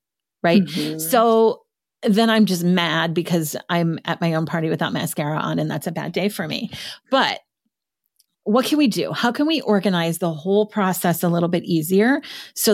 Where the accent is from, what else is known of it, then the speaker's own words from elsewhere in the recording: Midwest, United States; as a Midwesterner